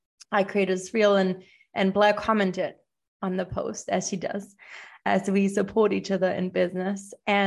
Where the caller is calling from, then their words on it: Buenos Aires, Argentina; I am tuning in from Buenos Aires, Argentina.